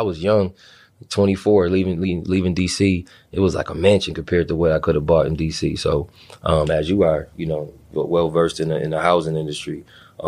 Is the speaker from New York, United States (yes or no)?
yes; Buffalo, New York, United States; moved away as an adult; also born or lived in Washington, D.C.; I was raised in Buffalo